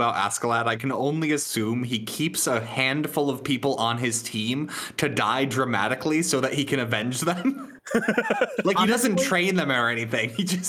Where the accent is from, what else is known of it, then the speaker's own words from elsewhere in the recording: United States; I'm from America.